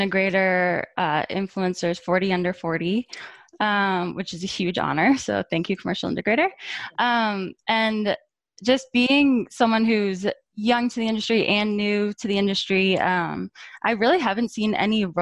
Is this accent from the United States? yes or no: yes; Boston, Massachusetts, United States; I'm from Boston. I grew up here